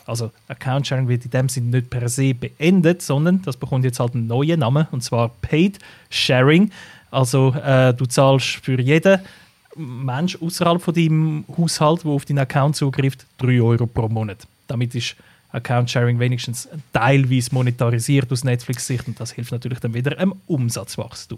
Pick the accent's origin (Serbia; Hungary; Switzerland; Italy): Switzerland; bei uns in der Schweiz